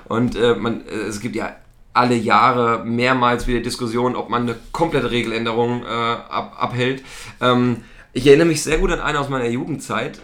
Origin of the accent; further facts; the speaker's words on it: East Germany, Germany; ich komme aus dem Osten, ich hab's nicht so mit der englischen Sprache